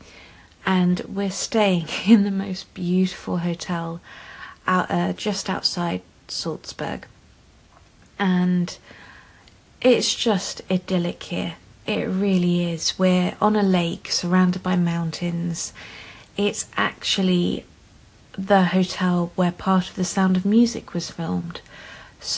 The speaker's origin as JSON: {"language": "English", "country": "United Kingdom", "said": "we're British"}